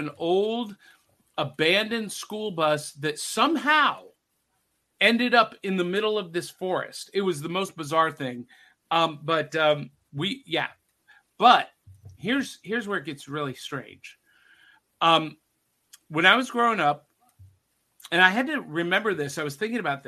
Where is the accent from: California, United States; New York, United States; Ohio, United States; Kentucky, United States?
Ohio, United States; North Canton; In my little town, I grew up in North Canton, Ohio